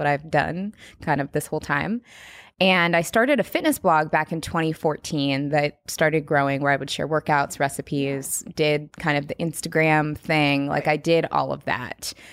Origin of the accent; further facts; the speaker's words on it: Seattle, Washington, United States; moved away as an adult; now in Los Angeles, United States; I grew up in Seattle